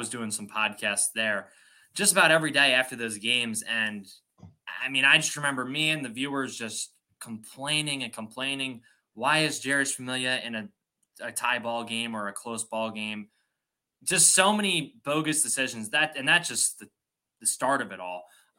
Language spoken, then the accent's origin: English; Philadelphia, Pennsylvania, United States; moved away as an adult; now in Chicago, United States; I was born and raised in Philadelphia. I told you I'm now in Chicago, college, as it has it.